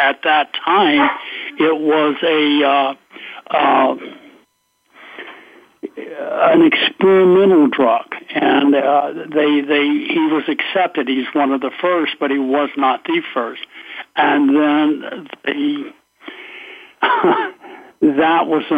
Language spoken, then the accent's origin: English; Louisiana, United States; I'm from Louisiana